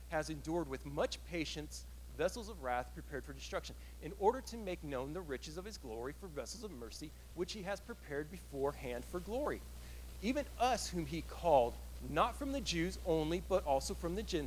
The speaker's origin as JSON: {"language": "English", "town": "Killeen", "region": "Texas", "country": "United States", "tie": "born or raised there", "moved": "yes", "said": "If I were in Killeen, I grew up in Killeen"}